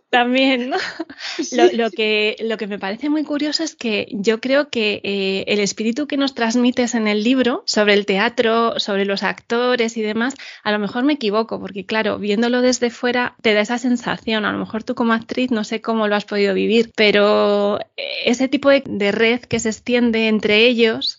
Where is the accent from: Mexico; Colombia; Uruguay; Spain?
Spain; Madrid, Community of Madrid; Yo soy madrileña, no vivo en el centro